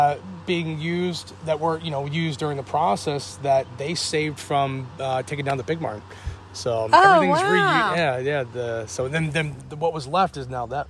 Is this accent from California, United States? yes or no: no; Northern Illinois, United States; moved away as an adult; now in Sarver, United States; I'm actually from Illinois, Northern Illinois.